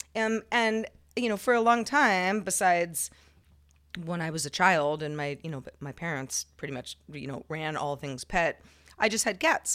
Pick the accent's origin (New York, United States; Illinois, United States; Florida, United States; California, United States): California, United States; growing up in California, where Spanish is, is very prevalent